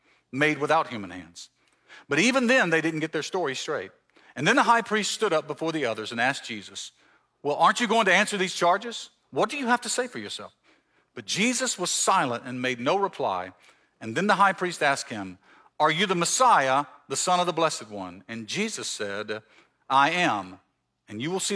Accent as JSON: {"language": "English", "region": "Mississippi Gulf Coast", "country": "United States", "tie": "born or raised there", "also_born_or_lived": "Canton, Ohio", "moved": "as an adult", "lives_now": "Marietta, United States", "said": "I'm from the South. I grew up in Mississippi, on the coast in Mississippi"}